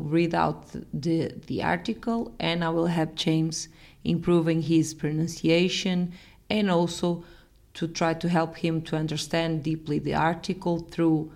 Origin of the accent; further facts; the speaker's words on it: Portugal; I'm from Portugal